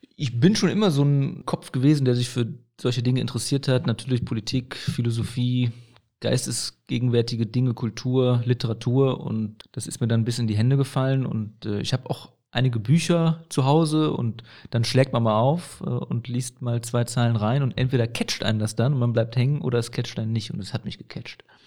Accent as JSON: {"language": "German", "town": "Aachen", "region": "North Rhine-Westphalia", "country": "Germany", "tie": "born or raised there", "said": "Ich bin ja in Aachen-Burtscheid aufgewachsen, ich bin nicht in Herzogenrath aufgewachsen"}